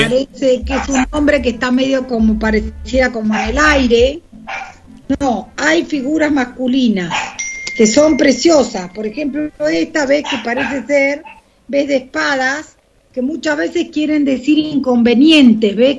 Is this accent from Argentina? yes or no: yes; Argentina; de argentinos de a pie, como pueden ser vos, yo